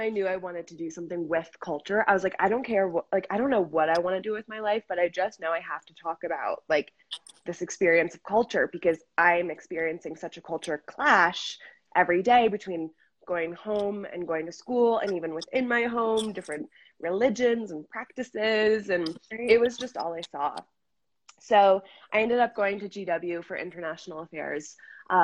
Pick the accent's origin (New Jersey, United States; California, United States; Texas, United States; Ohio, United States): Ohio, United States; Cincinnati; moved away; also born or lived in Washington, D.C.; I grew up in Cincinnati.